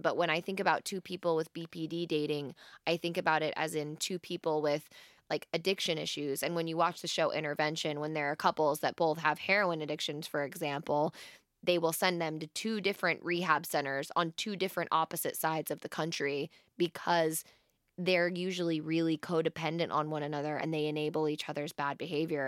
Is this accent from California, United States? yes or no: no; Wyoming, United States; I'm from Wyoming